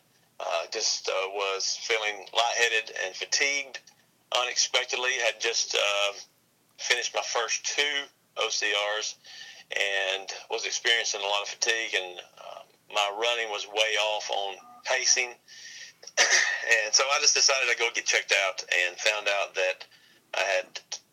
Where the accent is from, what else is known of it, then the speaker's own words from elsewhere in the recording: Gadsden, Alabama, United States; moved away as an adult; also born or lived in North Carolina; Originally born and raised in Alabama